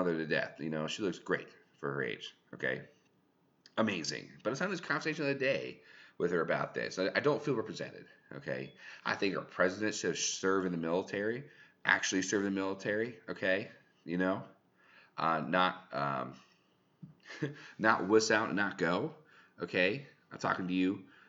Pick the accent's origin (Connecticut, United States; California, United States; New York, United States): California, United States; I'm from California, Thule's